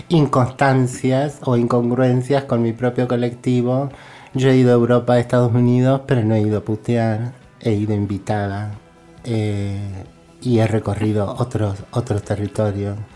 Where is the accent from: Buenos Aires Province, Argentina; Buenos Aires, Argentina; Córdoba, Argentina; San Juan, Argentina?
Córdoba, Argentina; así soy cordobesa, pero he estado presa en Salta